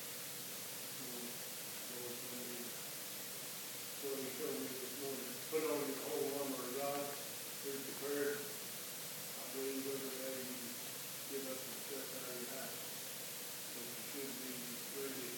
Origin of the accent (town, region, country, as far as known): Canada; born or raised there